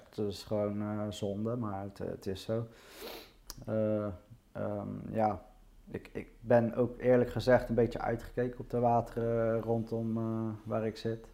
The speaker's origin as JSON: {"language": "Dutch", "town": "Rotterdam", "region": "South Holland", "country": "Netherlands", "tie": "born or raised there", "said": "Nou, ik ben geboren in Rotterdam. Ja? Eh, toen ik één jaar was, zijn we verhuisd naar de rand van Rotterdam, nieuw aan Ja. Ehm, ja, eigenlijk heb ik daar de rest van mijn leven gewoond."}